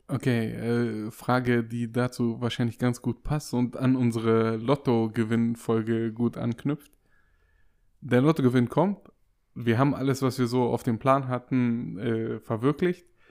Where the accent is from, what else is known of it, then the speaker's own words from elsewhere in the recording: Waiblingen, Baden-Württemberg, Germany; wo mein Geburtsort ist. Ich habe gesagt Weibling